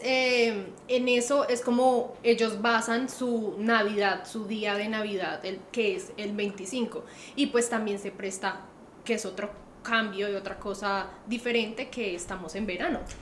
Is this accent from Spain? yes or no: no; Colombia; now in Australia; nosotros como buenos colombianos